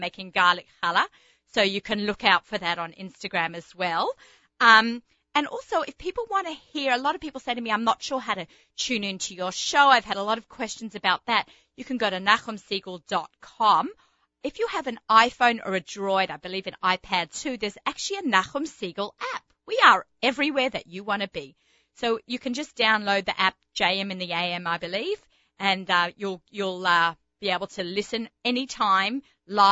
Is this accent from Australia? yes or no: yes; Australia; accent: Australian; moved away; the Aussie gourmet because, you know, the accent